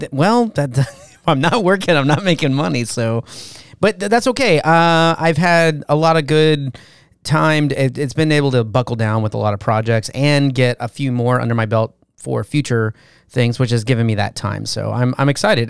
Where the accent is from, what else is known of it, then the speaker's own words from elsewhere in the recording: Valencia, California, United States; I was born in Valencia